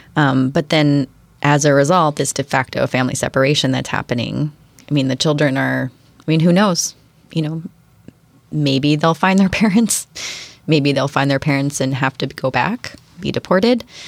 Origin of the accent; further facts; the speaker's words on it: Western Pennsylvania, United States; also born or lived in Seattle area; now in Bainbridge Island, United States; my hometown in Western Pennsylvania.